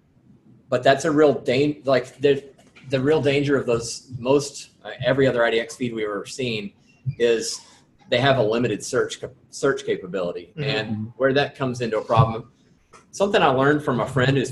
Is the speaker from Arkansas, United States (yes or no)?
yes; Arkansas, United States; we're from Arkansas